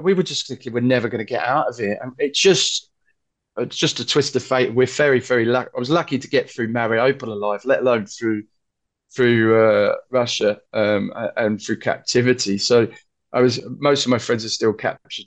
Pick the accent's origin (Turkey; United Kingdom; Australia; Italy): United Kingdom; London; I said, "London."